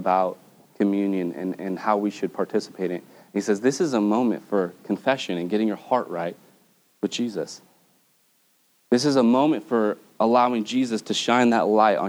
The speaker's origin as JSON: {"language": "English", "country": "United States", "said": "as an American Christian"}